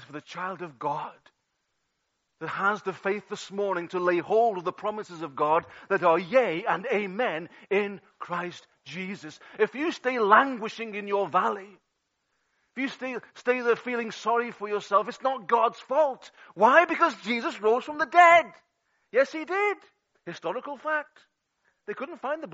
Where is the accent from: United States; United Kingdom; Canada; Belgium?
United Kingdom; England; now in Wales; I'm English